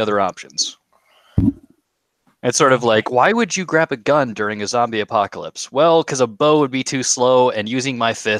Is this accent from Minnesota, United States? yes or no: yes; Minnesota, United States; now in Colorado, United States; I grew up in Minnesota.